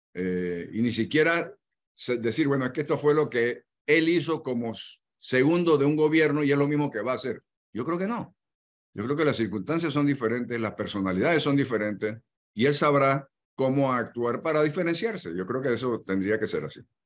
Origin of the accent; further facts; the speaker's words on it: Panama; así somos los, los panameños